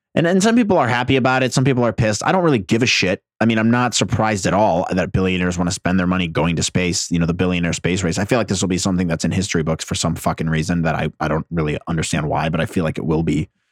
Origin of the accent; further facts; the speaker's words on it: New Jersey, United States; I'm from Jersey.